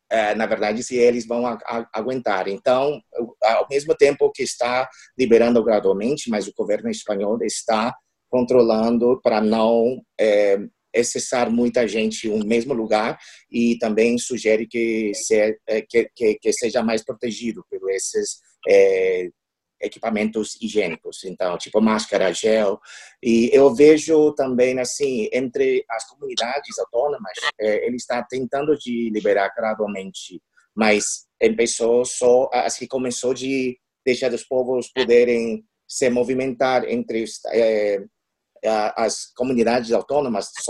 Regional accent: Taiwan; Portuguese is a second language; now in Spain; na verdade, eu sou diplomada de Taiwan, eu sou o primeiro secretário do escritório

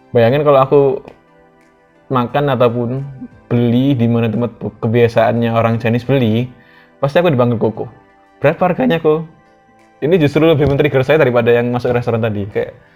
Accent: Surabaya, East Java, Indonesia; also born or lived in Menganti, Gresik / North Sumatra (Batak ancestry); di daerahku di Surabaya

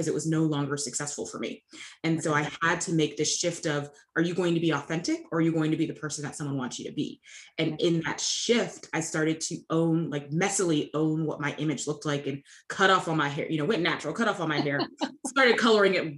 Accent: North Carolina, United States; where I grew up in North Carolina

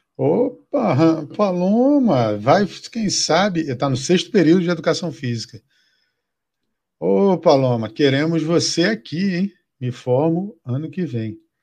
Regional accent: Acre, Brazil; moved away; lá no Acre, lá de onde eu sou

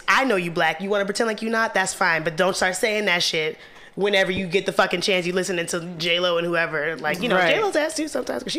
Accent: Little Rock, Arkansas, United States; now in Brooklyn, United States; growing up in Little Rock, the idea of somebody being Afro-Latina was completely foreign to me.

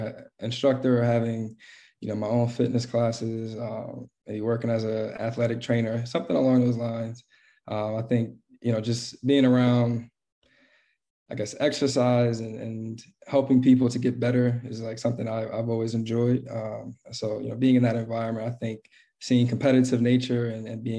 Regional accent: Philadelphia, Pennsylvania, United States; I'm from West Philadelphia. Grew up there my whole life.

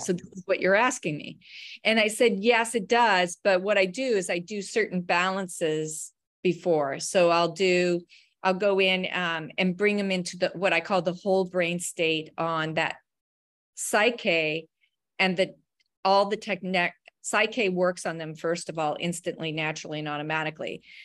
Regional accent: Wyoming, United States; also born or lived in Colorado; I grew up in Wyoming and, uh, Colorado, very rural places.

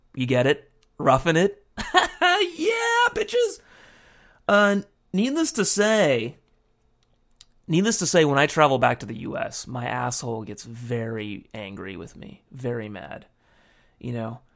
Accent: United States; now in Japan; my home country

